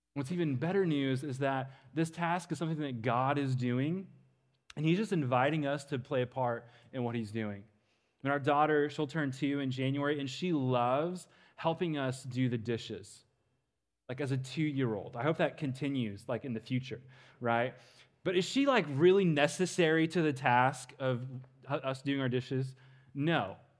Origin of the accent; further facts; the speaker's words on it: Western Kansas, United States; moved away as an adult; now in Dallas, United States; I grew up in Western Kansas